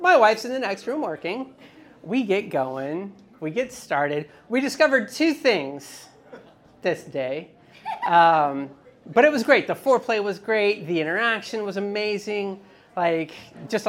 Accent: Dallas, Texas, United States; moved away; also born or lived in Pensacola, Florida; I grew up in Dallas, Texas, and then I lived in Pensacola, Florida.

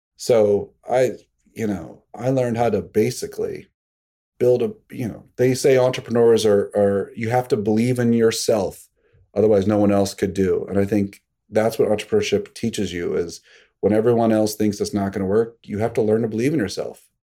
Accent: Pittsburgh, Pennsylvania, United States; now in Greenwich, Connecticut, United States; I grew up in Pittsburgh

